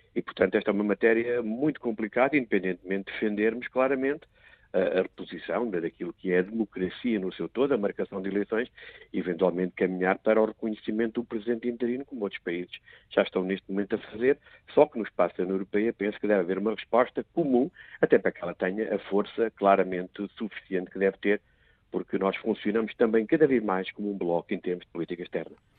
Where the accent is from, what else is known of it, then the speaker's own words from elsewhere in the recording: Portugal; como português